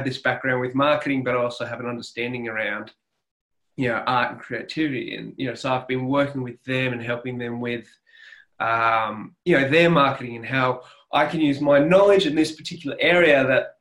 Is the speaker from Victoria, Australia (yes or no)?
no; Sydney, New South Wales, Australia; accent: Australian; now in Armidale, Australia; I grew up in Sydney, in New South Wales, but I'm actually now living in a country town, which is about 6.5 hours northwest of Sydney. It's a place called Armidale.